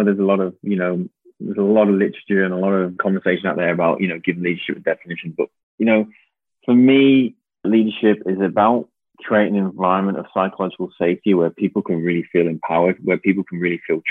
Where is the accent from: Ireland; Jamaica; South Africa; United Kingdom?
United Kingdom; now in Canada; growing up in the UK